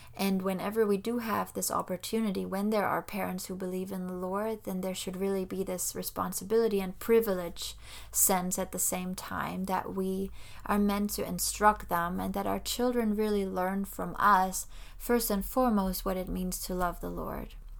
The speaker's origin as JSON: {"language": "English", "country": "Germany", "tie": "born or raised there", "moved": "as an adult", "lives_now": "Florida, United States", "said": "I actually was born and raised in Germany, so I spent pretty much all my life over there."}